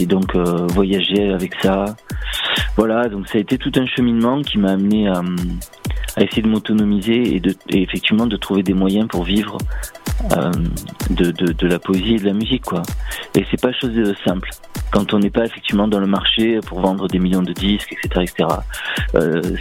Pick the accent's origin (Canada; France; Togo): France; Marseille, Provence-Alpes-Côte d'Azur; je suis du sud de la France, voilà, je viens de Marseille